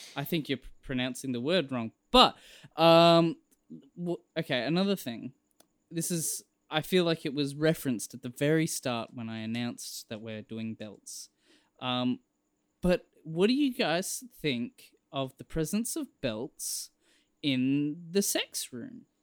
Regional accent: Australia; I'm Australian

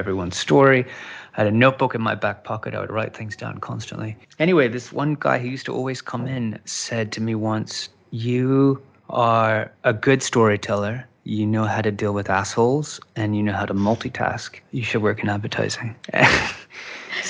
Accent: Outback Australia, Australia; now in Los Angeles, United States; growing up in Outback Australia with six television stations and a couple of magazines

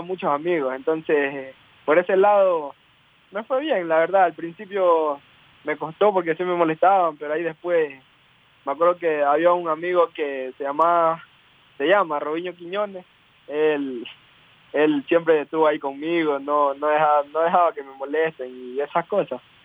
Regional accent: El Carmen, Manabí, Ecuador; yo nací en el Carmen Manaví.

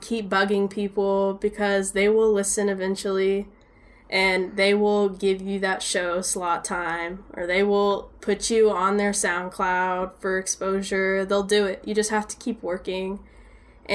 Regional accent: Dallas, Texas, United States; growing up in Dallas in this scene

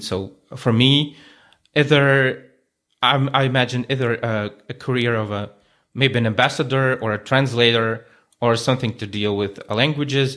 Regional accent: Moscow, Russia; moved away as an adult; now in Ukraine; I was growing up in Moscow, in the capital

